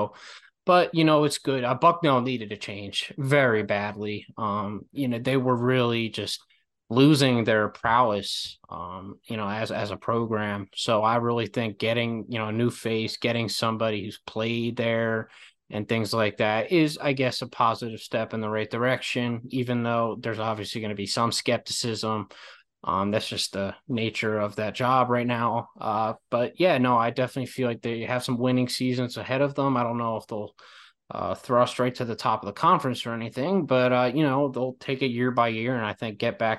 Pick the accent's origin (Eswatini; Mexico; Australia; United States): United States; Pennsylvania; I'm from the Villanova area.